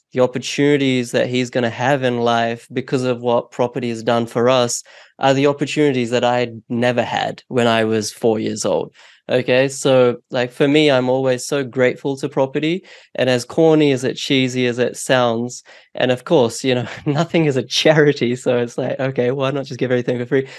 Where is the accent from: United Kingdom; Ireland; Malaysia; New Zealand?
New Zealand; also born or lived in India; now in Australia; I was born in India, um, but we moved um, to New Zealand when I was four